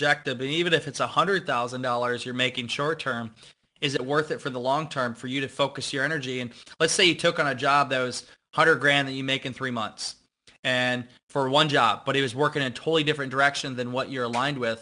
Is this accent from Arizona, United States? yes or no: no; Iowa, United States; growing up in Iowa